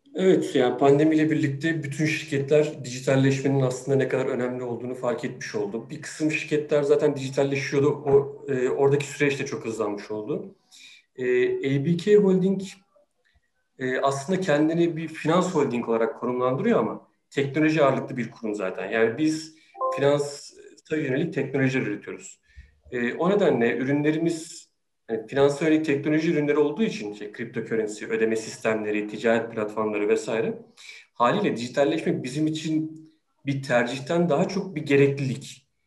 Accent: Sakarya, Turkey; moved away as an adult; now in Istanbul, Turkey; Sakarya'da doğdum. Üniversite hayatıma, e, kadar da hep Sakarya'daydım.

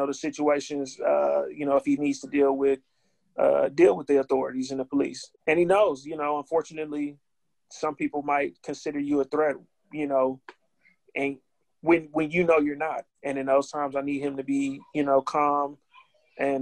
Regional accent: Milwaukee, Wisconsin, United States; I'm from West Lawn, and, you know, for, you know, in Milwaukee

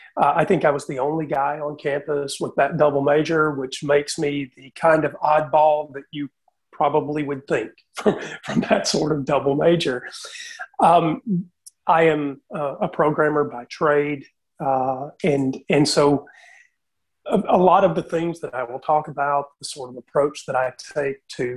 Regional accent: Southeast United States, United States; I'm from the Southeast United States. It's as I'm sure you know, Southern Baptist territory. I grew up in that tradition and eventually moved into the Church of Christ.

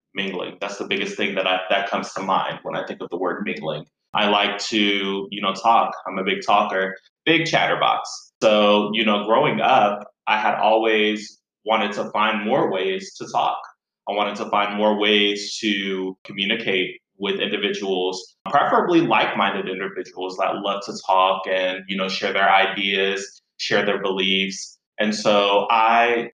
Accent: Virginia Beach, Virginia, United States; moved away as an adult; now in Chicago, United States; I grew up in Virginia Beach just before I moved to Chicago.

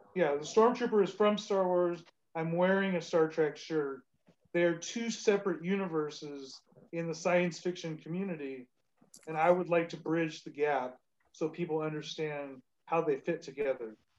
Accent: Southern California, United States; I'm raised in, in Southern California, and that's where I currently live

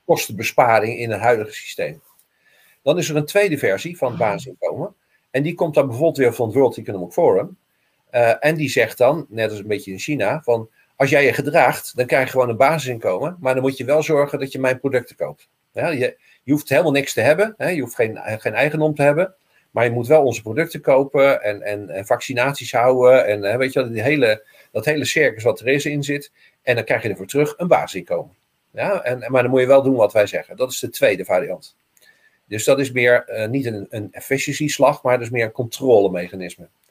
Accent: Rotterdam, South Holland, Netherlands; ik ben Rotterdammer

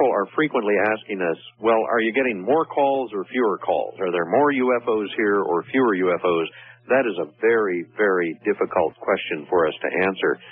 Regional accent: Missouri, United States; Also, I was born in Missouri, so these things I have to see with my own eyes.

